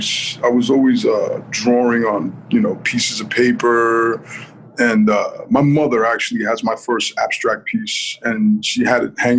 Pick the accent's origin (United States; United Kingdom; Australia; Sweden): United States; Rockland County, New York; where I grew up in Rockland County